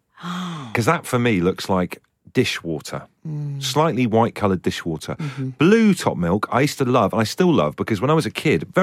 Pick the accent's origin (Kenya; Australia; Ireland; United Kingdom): United Kingdom; Devon, South West England; growing up in Devon